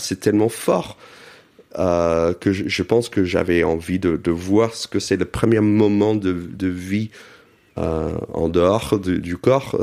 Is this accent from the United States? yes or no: yes; United States; now in Paris, France; j'ai grandi aux États-Unis dans une communauté juive